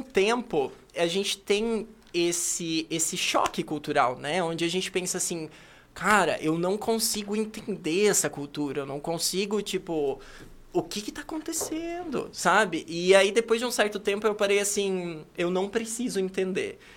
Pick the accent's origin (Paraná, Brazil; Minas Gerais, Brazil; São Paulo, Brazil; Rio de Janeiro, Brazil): Paraná, Brazil; Cascavel; moved away as an adult; also born or lived in Paris / China; Eu sou natural de Cascavel, assim. Eu e também. eu. Eu cresci aqui